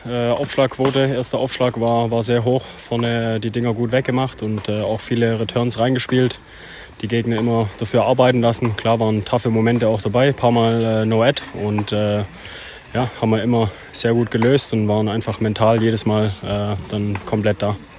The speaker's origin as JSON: {"language": "German", "town": "Stuttgart", "region": "Baden-Württemberg", "country": "Germany", "said": "weil wir kommen auch beide aus Stuttgart"}